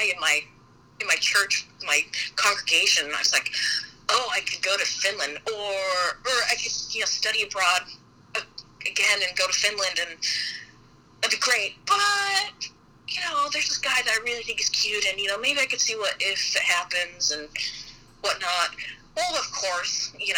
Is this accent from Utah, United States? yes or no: yes; Salt Lake City, Utah, United States; moved away as an adult; now in St. Louis, United States; I'm, you know, from Salt Lake, I grew up in Salt Lake and went to school in southern Utah